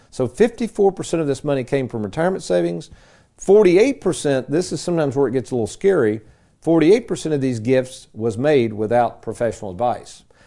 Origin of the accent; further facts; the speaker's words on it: Lexington, United States; my days growing up in Lexington as a kid